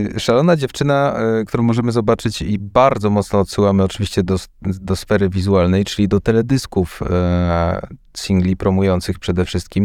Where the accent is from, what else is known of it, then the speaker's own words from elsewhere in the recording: Kraków, Lesser Poland, Poland; jestem z Krakowa